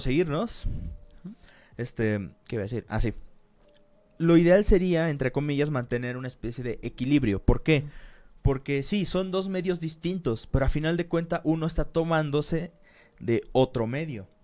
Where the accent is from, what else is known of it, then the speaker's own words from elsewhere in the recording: Mexico; como decimos aquí en México